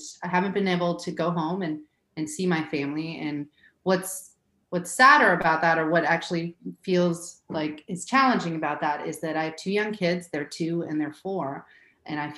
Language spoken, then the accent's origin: English; Norway; moved away as an adult; also born or lived in New York; now in United States; I grew up in Norway with an American mom, which is why there's a lack of a hardcore accent, and a very Norwegian father.